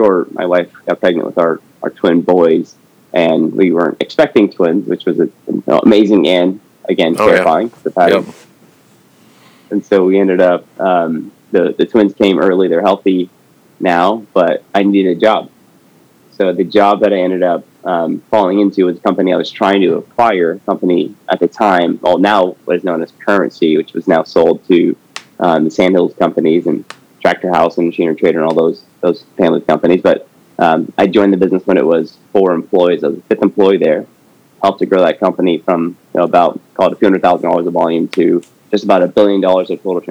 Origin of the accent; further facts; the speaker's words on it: San Francisco Bay Area, California, United States; also born or lived in San Diego / Sacramento; born and raised in the Bay Area, grew up down the coast of California, from San Diego up to Sacramento